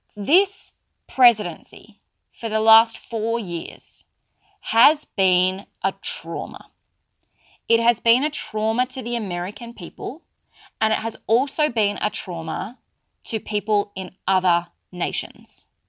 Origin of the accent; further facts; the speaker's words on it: Australia; accent: Australian; I'm very clearly Australian, if you haven't picked that up from my accent, and yes, I do live in Australia